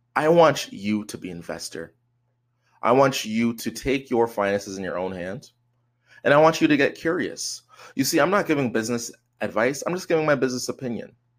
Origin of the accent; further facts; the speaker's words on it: Canada; I'm Canadian